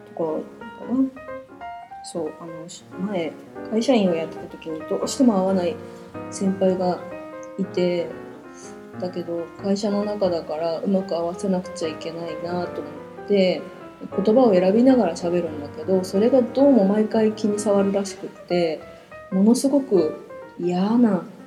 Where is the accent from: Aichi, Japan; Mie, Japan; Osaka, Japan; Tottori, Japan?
Aichi, Japan; Nagoya; accent: Nagoya-ben